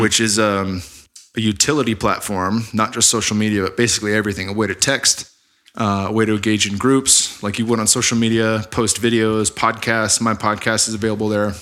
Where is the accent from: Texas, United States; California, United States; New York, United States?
California, United States; Bay Area; moved away as an adult; also born or lived in Arizona / Sunnyvale; I'm from the Bay Area, but, um, spent seven years in Arizona going to A S U